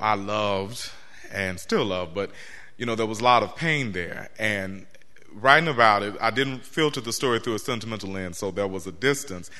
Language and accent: English; Central Arkansas, United States; also born or lived in Baltimore, Maryland; now in Norfolk, United States; growing up in Central Arkansas